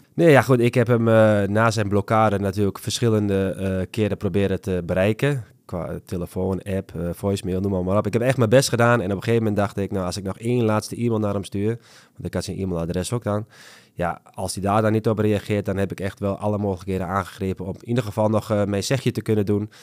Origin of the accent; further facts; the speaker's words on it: Netherlands; als, als Nederlander